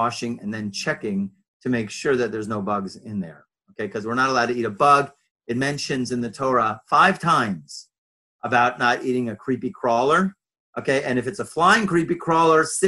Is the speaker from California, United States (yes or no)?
yes; Los Angeles, California, United States; moved away; also born or lived in Jerusalem; I was raised Reform in Los Angeles, California